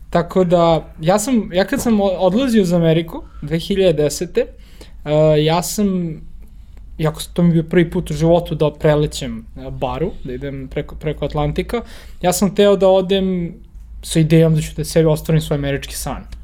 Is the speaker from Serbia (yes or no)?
yes; Belgrade, Serbia; moved away as an adult; also born or lived in New York / Germany; čak i ako sam ja rodom iz Beograda, na primjer, ne želim da uh, provedem ostatak života uh, u Beogradu